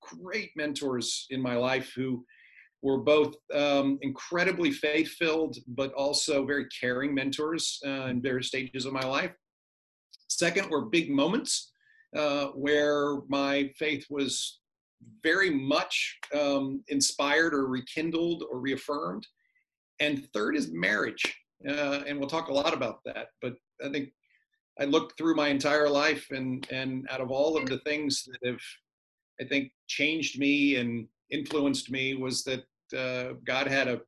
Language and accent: English; Virginia, United States; also born or lived in Richmond, Virginia / Norfolk, Virginia / Texas / Boston; I was born in Richmond, Virginia, and went through high school finally in Norfolk, Virginia